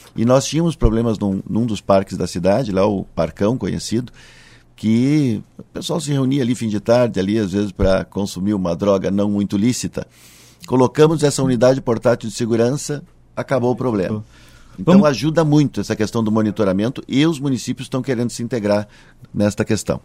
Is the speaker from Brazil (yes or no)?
yes; Cachoeirinha, Rio Grande do Sul, Brazil; Eu sou natural de Cachoeirinha, hoje é a cidade em que tenho a honra de ser prefeito